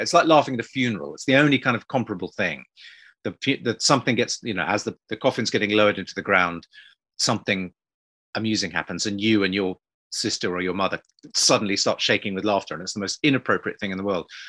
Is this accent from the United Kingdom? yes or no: yes; United Kingdom; British people growing up